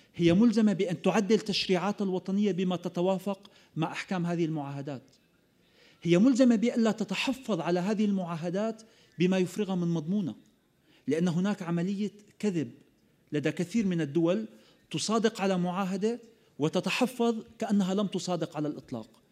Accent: Syria; أننا في سوريا معتادون على القنابل

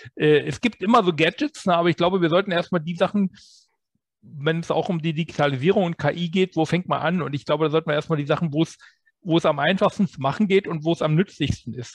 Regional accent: Germany

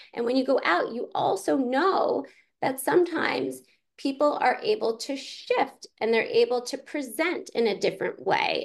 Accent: Pittsburgh, Pennsylvania, United States; I grew up in Pittsburgh, Pennsylvania

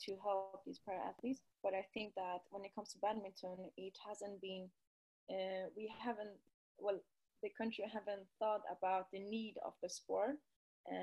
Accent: Sweden; I'm from Sweden, born and raised here.

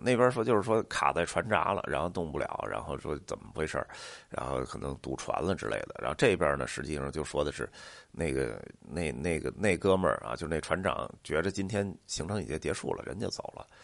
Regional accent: Beijing, China; 像咱们北京人啊

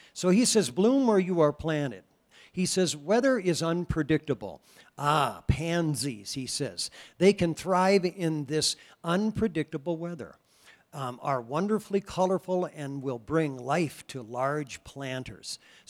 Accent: Iowa, United States; now in Wyoming, United States; You know, we came from Iowa, and so we're used to in April, generally it rains.

